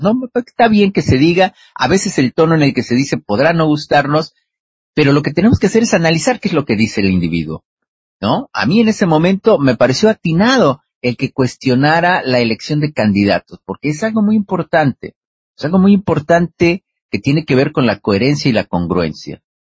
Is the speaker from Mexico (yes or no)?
yes; Mexico